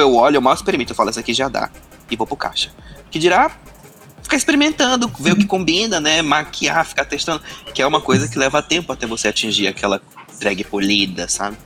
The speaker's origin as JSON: {"language": "Portuguese", "town": "Manaus", "region": "Amazonas", "country": "Brazil", "tie": "born or raised there", "moved": "yes", "said": "Eu venho de Manaus"}